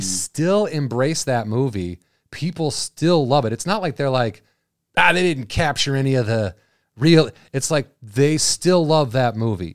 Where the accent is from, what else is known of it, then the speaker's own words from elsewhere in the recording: Illinois, United States; I'm from Illinois